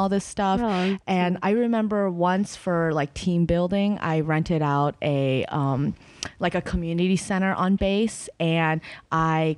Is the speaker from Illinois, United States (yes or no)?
no; Boston, Massachusetts, United States; also born or lived in China; I grew up in Boston